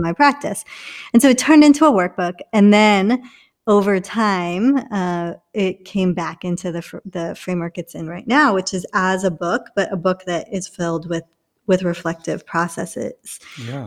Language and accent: English; England, United Kingdom; also born or lived in India; now in Orlando, United States; I'm from England.